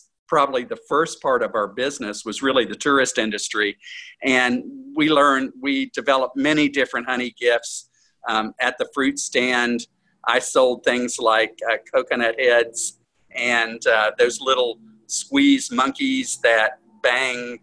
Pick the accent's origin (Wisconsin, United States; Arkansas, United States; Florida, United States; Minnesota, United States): Florida, United States; Edgewater; also born or lived in Gainesville, Florida; I moved back here to Edgewater from Gainesville in 1976.